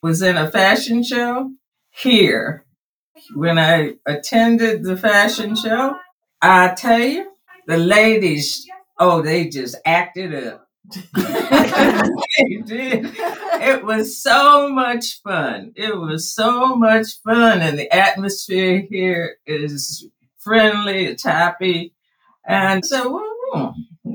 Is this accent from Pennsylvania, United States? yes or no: no; Maryland, United States; moved away as an adult; also born or lived in New Jersey; I was born here in Maryland.